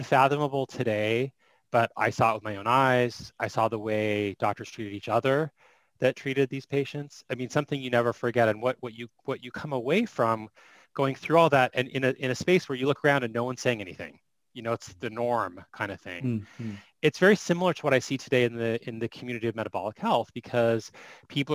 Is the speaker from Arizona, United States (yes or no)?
yes; Phoenix, Arizona, United States; I am from Phoenix, Arizona.